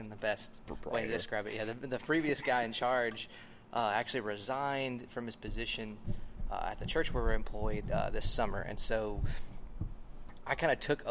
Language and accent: English; Lake Charles, Louisiana, United States; also born or lived in Houston, Texas / Montana / Ruston, Louisiana; I grew up in Lake Charles. We moved here in 93 when I was one.